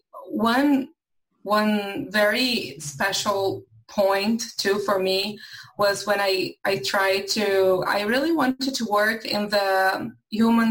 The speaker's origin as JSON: {"language": "English", "region": "São Paulo", "country": "Brazil", "tie": "born or raised there", "also_born_or_lived": "Pernambuco, Brazil", "second_language": "English", "moved": "as an adult", "lives_now": "United States", "said": "So I'm originally from Brazil. I was born in the north in a state called Pernambuco, but I was raised in São Paulo, which is a very, very big city in Brazil"}